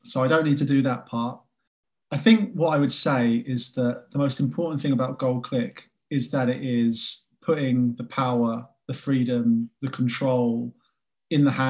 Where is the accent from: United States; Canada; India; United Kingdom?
United Kingdom; England; I'm an English guy